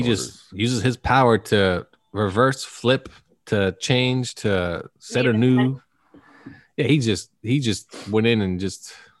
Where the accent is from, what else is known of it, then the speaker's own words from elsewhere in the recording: Canada; Well, I don't pay taxes because I'm Canadian.